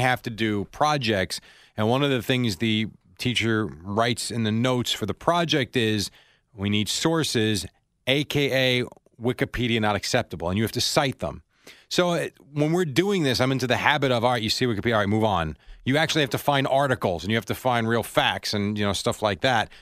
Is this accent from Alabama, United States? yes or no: no; New York City, New York, United States; I'm from Brooklyn